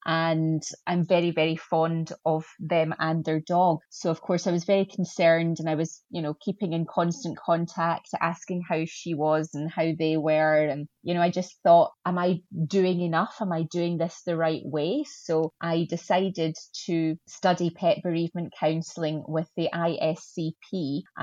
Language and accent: English; Scotland, United Kingdom; accent: Scottish; also born or lived in Glasgow, Scotland; A lot of people may have recognized the accent as being Scottish.